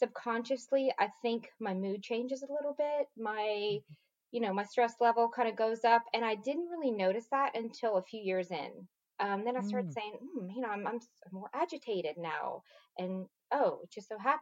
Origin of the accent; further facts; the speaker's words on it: Lafayette, Louisiana, United States; moved away as an adult; now in Dallas, United States; I grew up in a kind of small town, Lafayette, Louisiana, the mm-hmm. southern part of the boot, so to speak. And I grew up there my entire life.